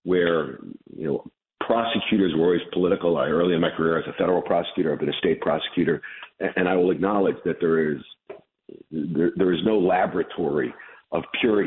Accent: Chicago, Illinois, United States; also born or lived in Brooklyn, New York; I was born in Brooklyn when I was a kid, in 1968, my parents moved me to Chicago

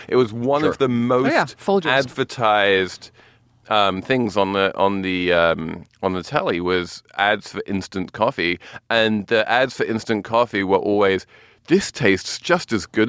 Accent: England, United Kingdom; Like, when I was growing up in England...

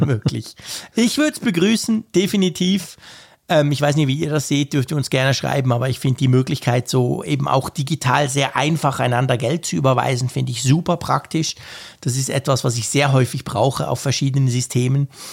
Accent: Switzerland; bei uns in der Schweiz

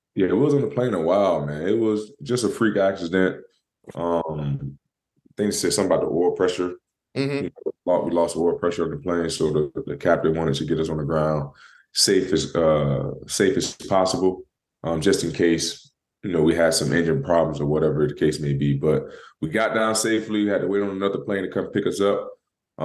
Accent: Florida, United States; I'm from Florida. You know, we, you know, down there next to the ocean

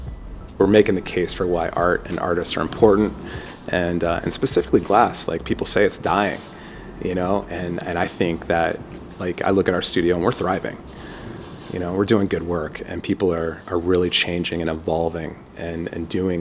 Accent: Louisville, Kentucky, United States; I grew up in Louisville, Kentucky.

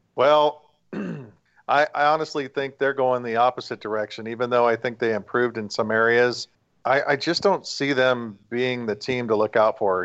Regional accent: West Coast, United States; I'm from the West Coast

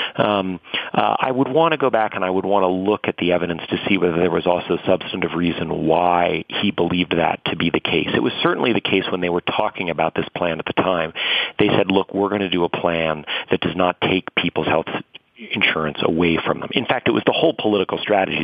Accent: New York City, New York, United States; I grew up in and around New York City.

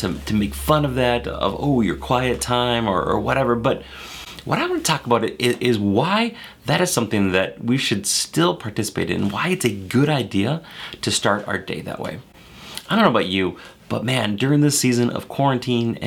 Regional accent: Maple Grove, Minnesota, United States; I grew up in Minnesota, right here in Maple Grove

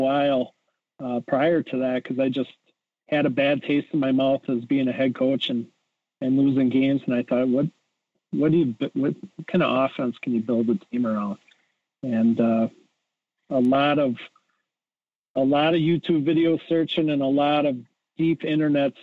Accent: Edgerton, Wisconsin, United States; I grew up in Edgerton, Wisconsin

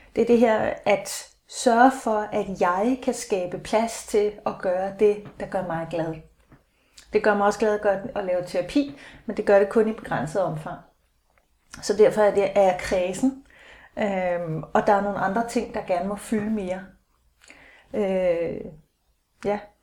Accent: Aalborg, North Denmark Region, Denmark; now in Hellerup, Denmark; jeg er 49, født i 66, i Aalborg

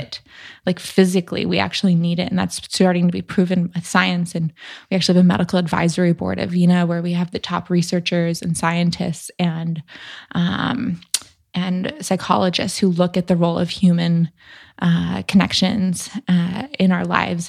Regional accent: Newport Beach, California, United States; moved away as an adult; also born or lived in San Francisco; in my hometown, which isn't necessarily a super small town, but I'm from Newport Beach in Orange County, and I'd lived there my whole life

